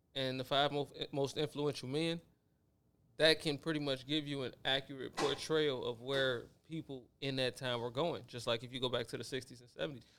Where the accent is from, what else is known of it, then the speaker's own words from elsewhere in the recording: Chicago, Illinois, United States; we're, we're from Chicago